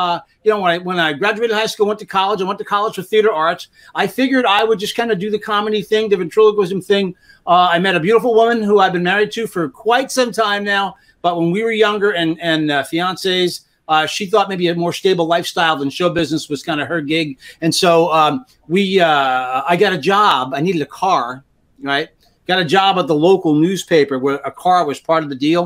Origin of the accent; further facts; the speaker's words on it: New York City, New York, United States; I grew up in New York City